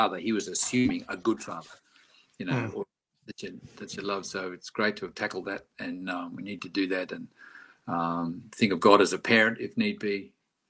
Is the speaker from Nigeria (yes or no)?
no; Australia; I was being too Aussie